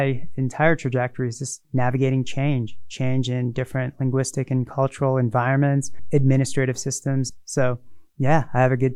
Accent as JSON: {"language": "English", "region": "Northern Virginia", "country": "United States", "tie": "born or raised there", "moved": "as an adult", "lives_now": "Utah, United States", "said": "I grew up in Northern Virginia, 10, 15 miles outside of Washington, D.C."}